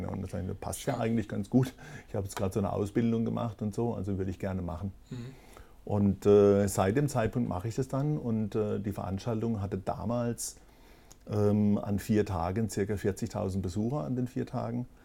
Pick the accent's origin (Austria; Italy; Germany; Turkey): Germany; Kehl, Baden-Württemberg; Also ich war, ähm, ich bin ja ge nicht gebürtig von Kehl, aber ich bin in Kehl aufgewachsen.